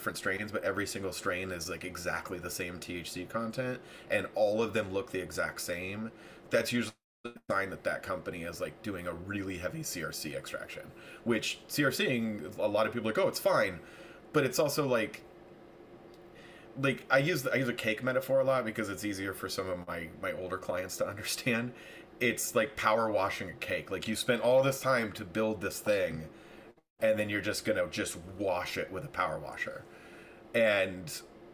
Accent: near Redding, California, United States; also born or lived in Los Angeles, United States / Las Vegas, United States; now in Palm Springs, United States; I grew up 20 miles outside of Redding.

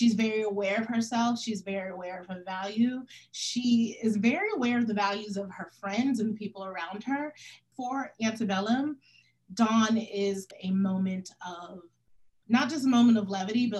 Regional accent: United States; I'm Senegalese by way of my dad's Senegalese, but I was, you know, American born

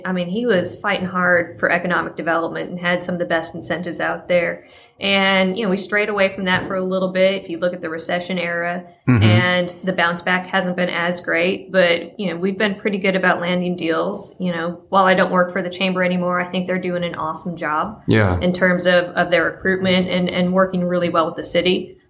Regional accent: Mansfield, Texas, United States; also born or lived in Bloomington, Indiana / Jacksonville, Florida / Missouri; We moved to Mansfield, Texas when I was 7.

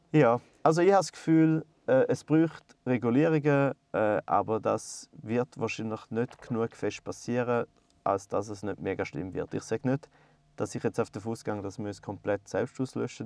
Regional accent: Goldach, St. Gallen, Switzerland; ich bin in Goldach aufgewachsen

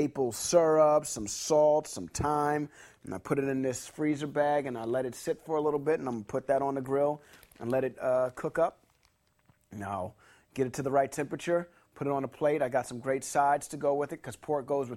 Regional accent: New York City, New York, United States; now in Los Angeles, United States; I grew up in New York City, and I grew up in a high-rise apartment

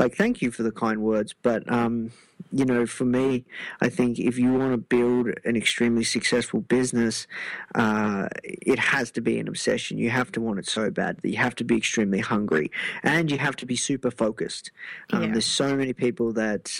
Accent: Melbourne, Victoria, Australia; I'm from Melbourne

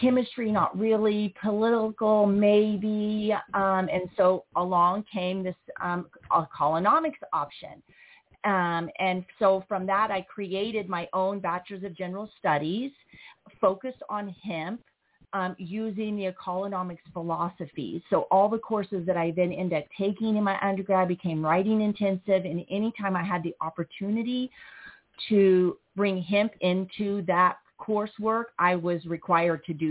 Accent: Joplin, Missouri, United States; I'm originally from Joplin, Missouri, raised in a HUD-funded apartment

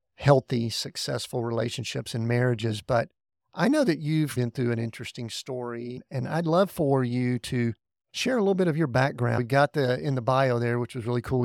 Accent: the Bible Belt of the South, United States; where I grew up in the Bible Belt of the South.

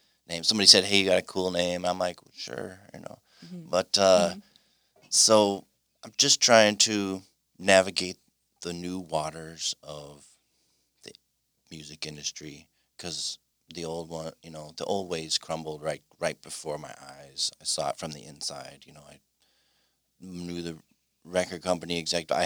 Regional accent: Mukwonago, Wisconsin, United States; I'm from Mequonago

